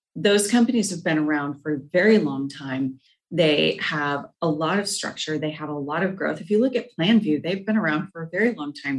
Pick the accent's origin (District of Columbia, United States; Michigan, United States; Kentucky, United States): Michigan, United States; moved away as an adult; also born or lived in Muskegon, Michigan; now in Austin, United States; I moved here 12 years ago from Michigan